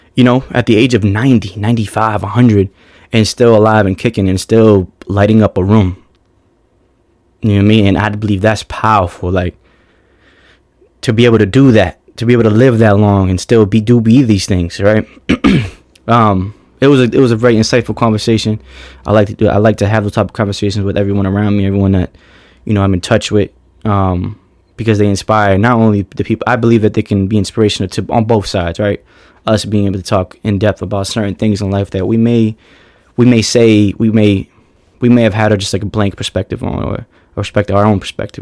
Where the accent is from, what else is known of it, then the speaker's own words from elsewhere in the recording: Boston, Massachusetts, United States; From Boston, Massachusetts